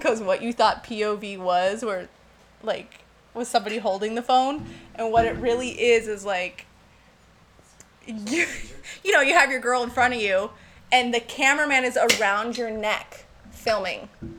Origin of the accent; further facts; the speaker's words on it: Orange County, California, United States; I grew up in Orange County, California.